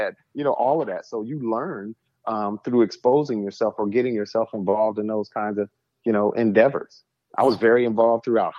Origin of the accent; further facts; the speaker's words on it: Saginaw, Michigan, United States; People knew me from the community growing up in Saginaw